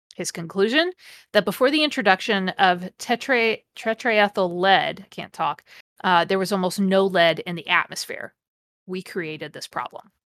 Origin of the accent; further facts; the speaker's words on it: Mansfield, Ohio, United States; I grew up near Mansfield, Ohio